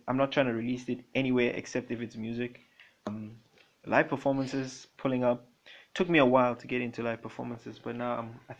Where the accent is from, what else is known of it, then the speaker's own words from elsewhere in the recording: Papua New Guinea; moved away; I grew up in Papua New Guinea when I was young. That's my father's country.